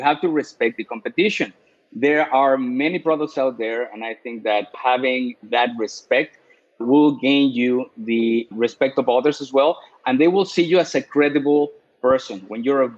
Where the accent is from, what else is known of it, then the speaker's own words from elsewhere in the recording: Mexico; English is a second language; moved away; I'm from Mexico, you know, being Hispanic, having an accent.